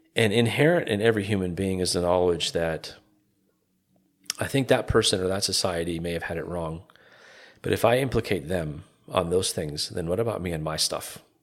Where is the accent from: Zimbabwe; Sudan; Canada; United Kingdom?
Canada; Calgary, Alberta; moved away as an adult; also born or lived in Toronto, Canada; now in Evansville, Indiana, United States; born and raised in Calgary, Canada, uh, Calgary, Alberta, Canada.